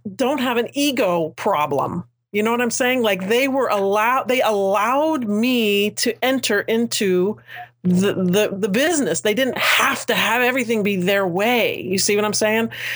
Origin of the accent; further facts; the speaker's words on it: United States; a ten minute commute from my hometown